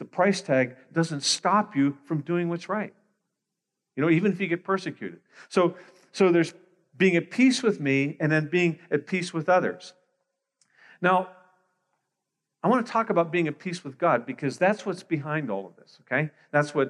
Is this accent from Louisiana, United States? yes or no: no; Pittsburgh, Pennsylvania, United States; moved away as an adult; now in Greater Toronto Area, Canada; I was born in Pittsburgh, Pennsylvania, so I'm an American.